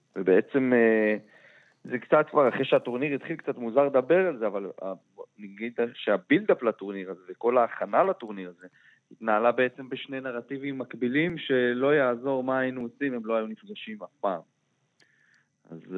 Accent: Israel; מבחינתנו כישראלים

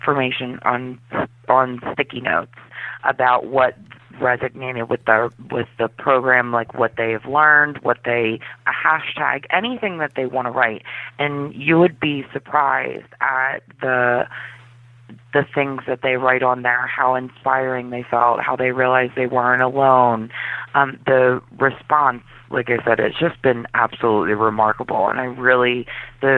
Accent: Philadelphia, Pennsylvania, United States; also born or lived in South Carolina; we moved to Philadelphia because that's where most of my family is from

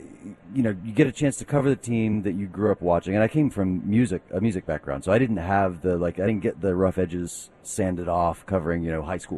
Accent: Texas, United States; I'm from Texas, guys.

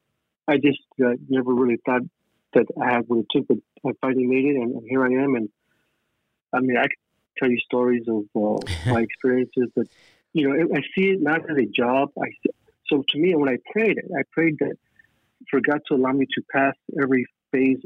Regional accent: Los Angeles, California, United States; I grew up in East Los Angeles

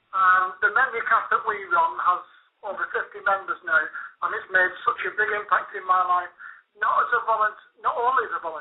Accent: Bolton, North West England, United Kingdom; now in Torquay, United Kingdom; my hometown of Bolton.

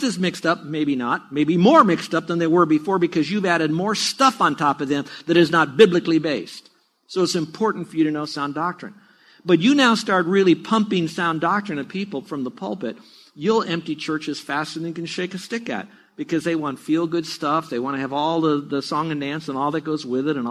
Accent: United States; I grew up in America, not the Bible Belt or the Buckle and all of that, but around America

